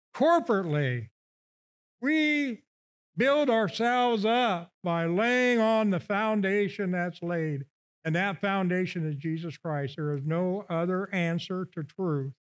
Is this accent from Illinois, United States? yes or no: yes; Illinois, United States; moved away; I come from Illinois, okay? So every fall, uh, we get a watermelon in Havana